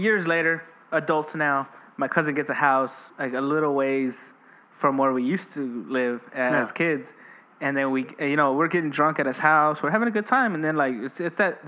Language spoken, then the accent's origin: English; Austin, Texas, United States; I grew up in Dove Springs area